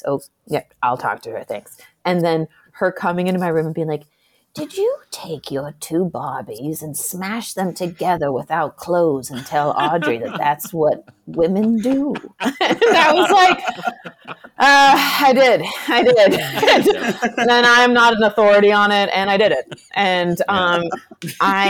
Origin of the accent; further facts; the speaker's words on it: Iowa, United States; I am from Iowa.